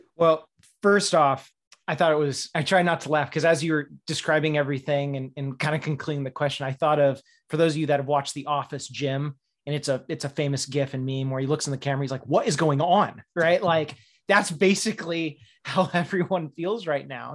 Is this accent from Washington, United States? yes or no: yes; Faircrest, Washington, United States; now in Upper Peninsula, United States; I'm from Faircrest, Washington.